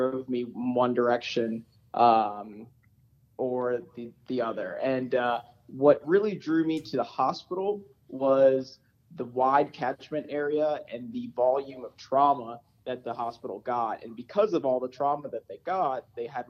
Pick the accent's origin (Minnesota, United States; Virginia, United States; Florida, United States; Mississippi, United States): Virginia, United States; Richmond; moved away as an adult; also born or lived in New Orleans, Louisiana; now in Denver, United States; I grew up in Richmond, Virginia, went to undergrad and medical school at VCU and VCU School of Medicine